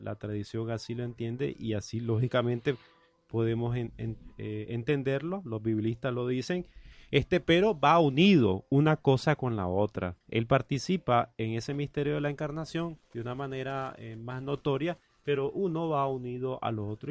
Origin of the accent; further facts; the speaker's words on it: Nicaragua; uno nicaragüense como este servidor, paisano mío Randall